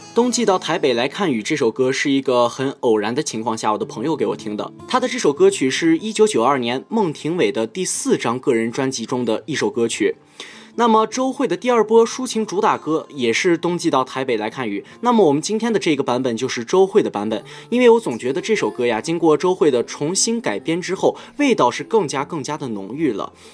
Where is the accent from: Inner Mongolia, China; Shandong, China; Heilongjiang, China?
Inner Mongolia, China; moved away; also born or lived in Beijing; 这两天回到了我的家乡内蒙古